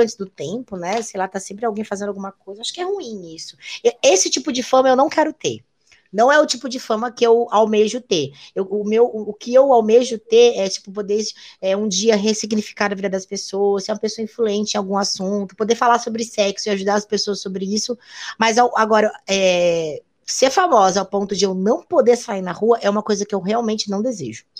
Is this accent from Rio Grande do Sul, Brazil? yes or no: yes; Rio Grande do Sul, Brazil; moved away as an adult; now in São Paulo, Brazil; eu sou gaúcha